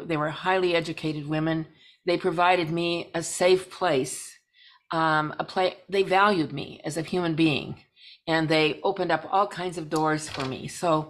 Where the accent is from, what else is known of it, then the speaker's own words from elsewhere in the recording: Pacific Northwest, United States; moved away as an adult; now in Alameda County, United States; And my family does come from the Pacific Northwest. So as soon as Dad got out of the Navy, we hied ourselves back north, and I grew up in the Pacific Northwest.